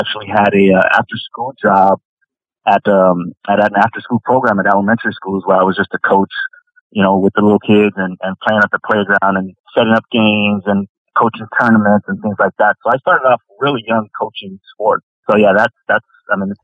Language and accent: English; Los Angeles, California, United States; I was born and raised in Los Angeles in the Northeast area